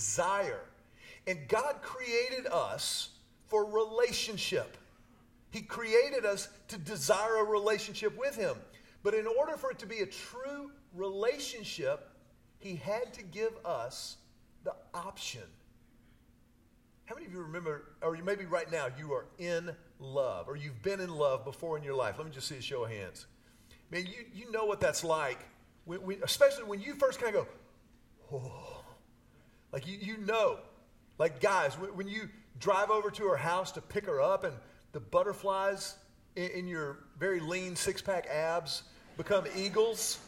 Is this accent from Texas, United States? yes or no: yes; Houston, Texas, United States; I grew up in Houston. I was a city kid my whole life